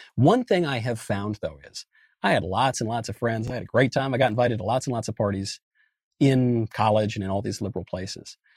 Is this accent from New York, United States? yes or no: yes; Westchester County, New York, United States; moved away; also born or lived in Los Angeles; I grew up in New York. I grew up in a very liberal county, Westchester County, in a very liberal state, New York